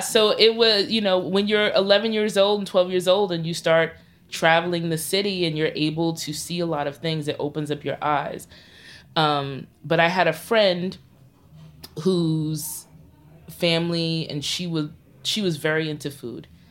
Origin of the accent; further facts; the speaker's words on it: New York City, New York, United States; I'm a Crown Heights native. Like, I grew up on Bergen Street